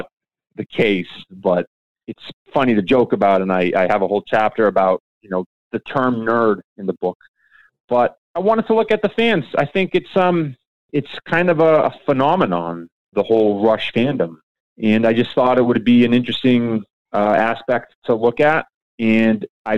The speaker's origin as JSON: {"language": "English", "region": "New Hampshire", "country": "United States", "tie": "born or raised there", "moved": "as an adult", "lives_now": "Massachusetts, United States", "said": "I grew up in New Hampshire and I live in Mass with my family. Lifelong New Englanders."}